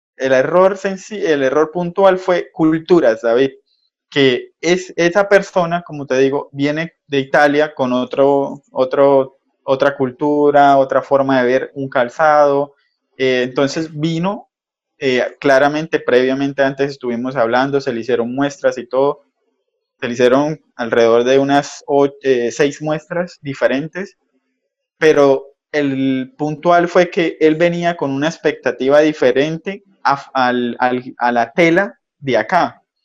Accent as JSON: {"language": "Spanish", "town": "Cúcuta", "region": "Norte de Santander", "country": "Colombia", "said": "como buen cucuteño, zapateros de aquí norte santanderianos"}